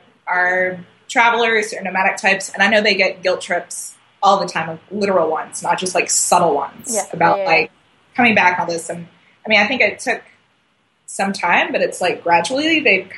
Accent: North Carolina, United States; North Carolina.

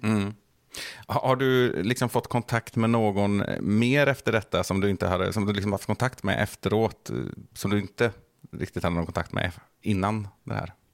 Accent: Bohuslän, Västra Götaland, Sweden; vi är ju båda från Bohuslän här också, och det, det är väl lite samma sak som med Värmland, att man är uppvuxen med NRK

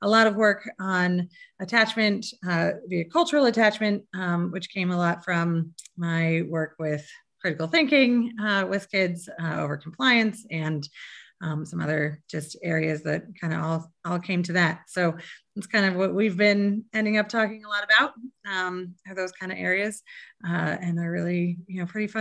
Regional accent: Fort Collins, Colorado, United States; also born or lived in Boston; I'm from Fort Collins. I grew up here, actually in this house

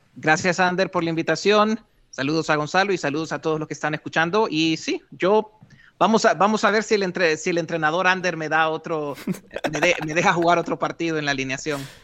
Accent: Honduras; moved away as an adult; also born or lived in western New York State, United States; Honduras, de donde yo soy

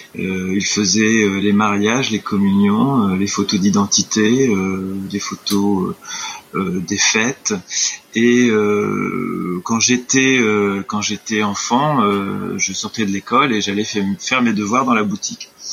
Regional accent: Clermont, France; moved away as an adult; also born or lived in Amiens / Arles; ma ville natale qui était Clermont

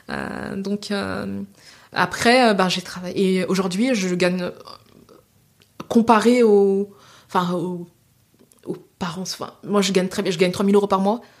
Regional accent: Senegal; veut dire femme en Wolof. Je suis sénégalaise.

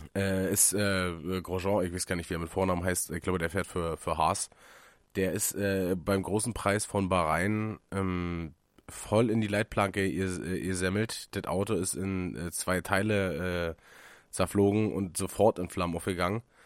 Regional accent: Germany; hier in Münchenberg, da, wo ich herkomme

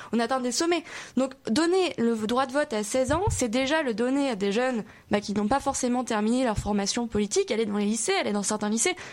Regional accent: the South, southern France, France; je, je viens pas de Paris, je viens du Sud

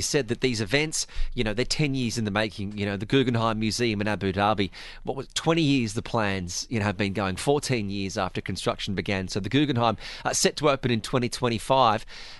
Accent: Australia; As an Australian

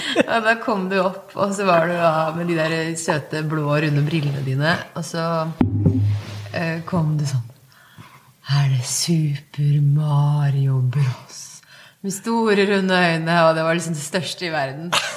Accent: Eidanger, Telemark, Norway; vi vokste opp på Eidanger

